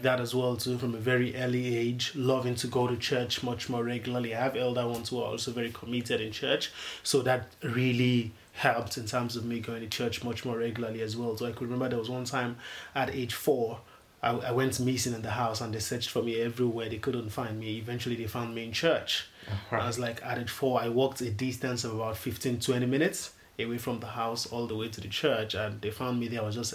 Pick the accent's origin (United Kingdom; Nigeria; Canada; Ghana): Nigeria; Lagos; I'm from Lagos, Nigeria